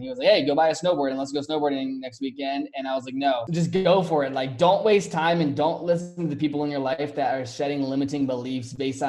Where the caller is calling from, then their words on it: Scottsdale, Arizona, United States; I am in Scottsdale, Arizona.